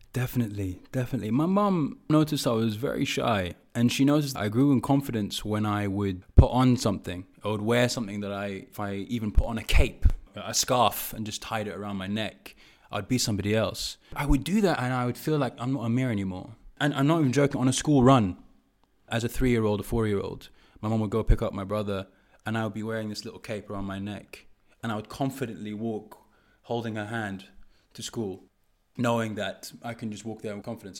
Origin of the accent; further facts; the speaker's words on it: London, United Kingdom; growing up in Park Royal in Acton